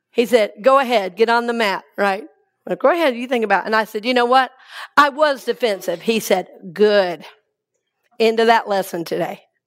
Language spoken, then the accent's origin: English; Atlanta, Georgia, United States; now in Tampa, United States; I grew up in Atlanta.